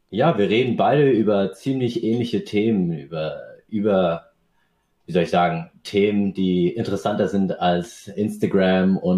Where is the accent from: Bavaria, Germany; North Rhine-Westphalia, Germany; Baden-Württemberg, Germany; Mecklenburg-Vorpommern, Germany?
Bavaria, Germany; Aschaffenburg; born there; ich bin in Aschaffenburg geboren und meine Eltern sind damals äh, nach Deutschland ausgewandert, um sich selbst, aber auch ihren Nachkommen, also uns Kindern, die Möglichkeit zu geben, einen besseren Lebensstandard zu haben.